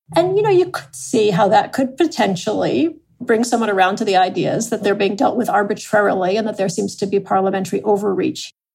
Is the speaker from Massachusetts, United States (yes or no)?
yes; Adams, Massachusetts, United States; I'm from Adams, Massachusetts, which is named for Samuel Adams.